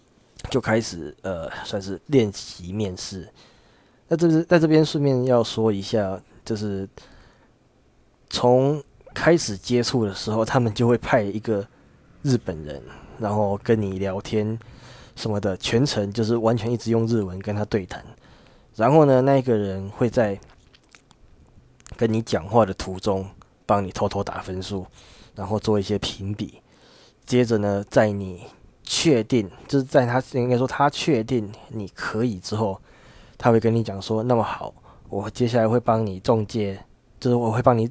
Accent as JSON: {"language": "Chinese", "region": "Changhua County", "country": "Taiwan", "tie": "born or raised there", "said": "我的家里，我我的老家在彰化这边，呃。虽然说不到乡下的程度，但是我只是从以前就是一直非常的向往台北啊那种繁华夜都市的生活"}